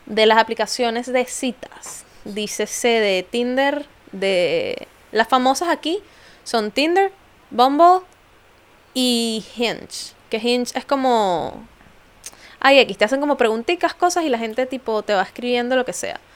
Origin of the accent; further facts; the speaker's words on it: Venezuela; now in London, United Kingdom; venezolana, viviendo en Londres